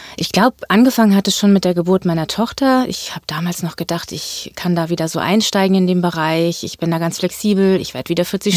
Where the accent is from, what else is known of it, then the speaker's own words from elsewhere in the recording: Göttingen, Lower Saxony, Germany; moved away as an adult; now in Hamburg, Germany; ich ähm, komme aus Göttingen, das ist meine Heimatstadt